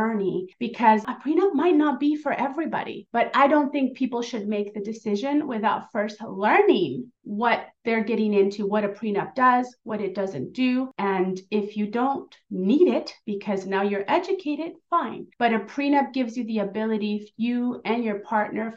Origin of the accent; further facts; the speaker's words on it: Southern California, United States; also born or lived in Mexico; I'm an immigrant from Mexico, and I grew up here in Southern California